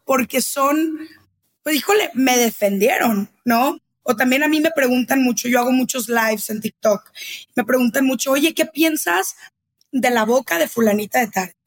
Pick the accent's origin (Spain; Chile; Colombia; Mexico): Mexico; Guadalajara, Jalisco; now in Mexico City, Mexico; yo que ya vivo en Ciudad de México y soy de Guadalajara